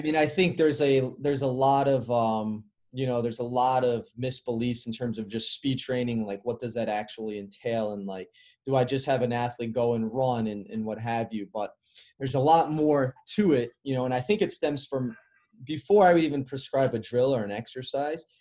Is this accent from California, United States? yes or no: no; Chicago, Illinois, United States; moved away; also born or lived in Carmel, Indiana; I grew up in the Midwest, which is a little different. So I grew up in Chicago. I moved to Indiana, and then I played at a really competitive high school